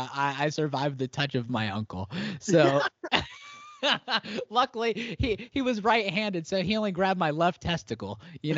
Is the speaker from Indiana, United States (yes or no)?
yes; Terre Haute, Indiana, United States; I was about 3 hours south of Chicago in Terre Haute, Indiana.